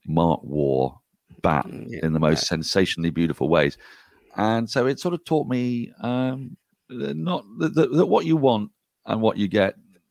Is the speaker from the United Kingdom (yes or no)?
yes; England, United Kingdom; my experience of Ashes as an English boy